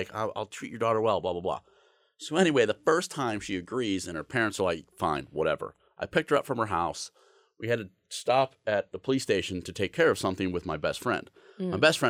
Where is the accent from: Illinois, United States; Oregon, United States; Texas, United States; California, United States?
Illinois, United States; Aurora; I grew up, boy, I grew up in Aurora